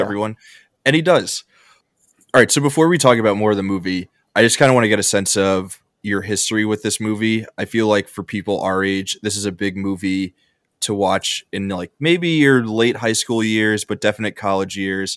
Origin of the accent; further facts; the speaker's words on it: New York, United States; I'm from New York